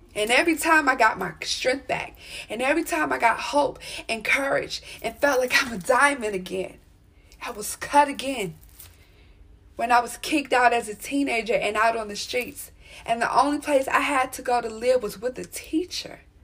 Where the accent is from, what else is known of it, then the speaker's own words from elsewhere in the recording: Maryland, United States; I was born out here in Maryland